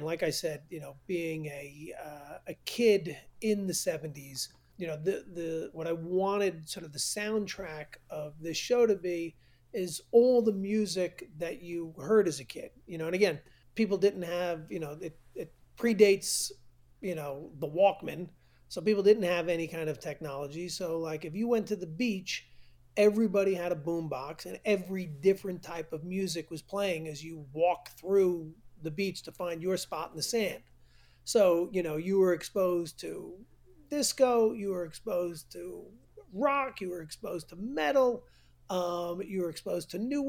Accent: New York, United States; I've been growing up in New York

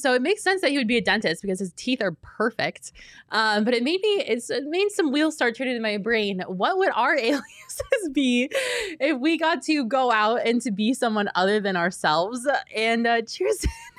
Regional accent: Oregon, United States; I'm from Oregon, and I'm a librarian.

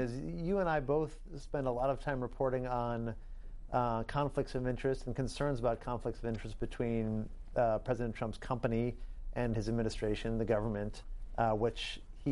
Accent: New York, United States; as a New Yorker

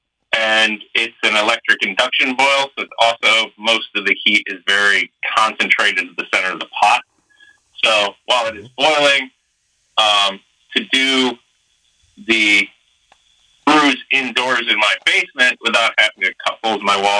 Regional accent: Michigan, United States; I'm from Michigan

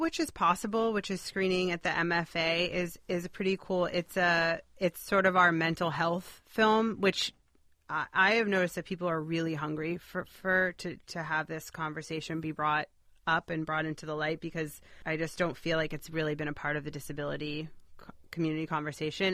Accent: Boston, Massachusetts, United States; I grew up in Boston

